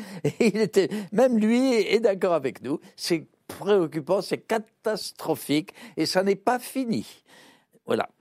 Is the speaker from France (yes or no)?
yes; France; Je suis français